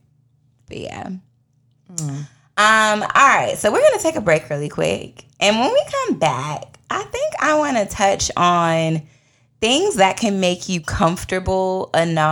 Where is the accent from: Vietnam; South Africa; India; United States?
United States; Washington, District of Columbia; accent: DC; moved away as an adult; now in Georgia, United States; my DC accent comes out